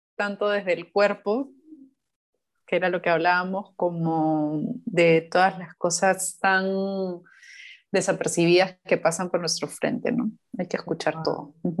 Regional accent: Chincha Alta, Ica, Peru; moved away; yo crecí en Chincha, entonces para mí ir a Chincha es ese conectar con, con, mi infancia

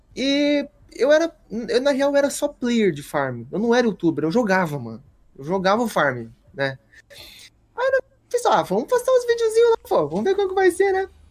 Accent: Toledo, Paraná, Brazil; now in Rio Grande do Sul, Brazil; eu sou natural do Paraná, de Toledo

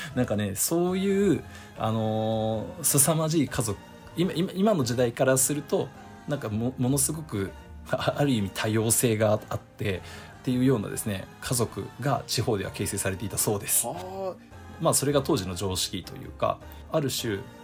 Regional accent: Japan; 日本で生まれ育ってる

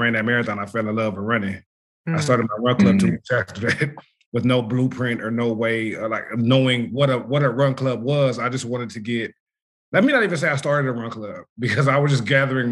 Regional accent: Los Angeles, California, United States; I'm from South Central. Grew up here, been here my whole life

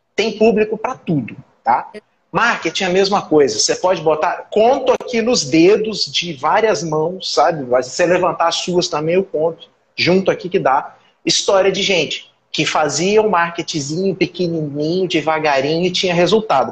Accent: Brazil; eu sou brasileiro

